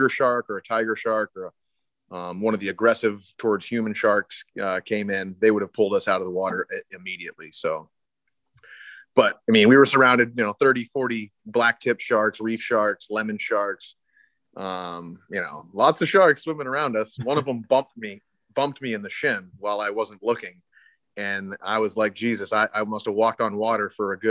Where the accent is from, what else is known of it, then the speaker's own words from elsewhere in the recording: Maine, United States; I'm right here from Maine, but Maine is an untouched, we call it Little Alaska